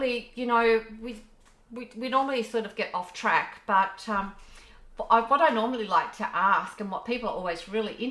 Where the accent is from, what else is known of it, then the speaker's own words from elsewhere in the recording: Canberra, Australian Capital Territory, Australia; moved away; my hometown of Canberra